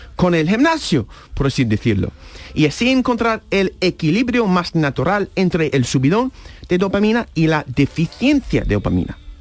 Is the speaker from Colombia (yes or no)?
no; United States; Spanish is a second language; now in Spain; yo soy de Estados Unidos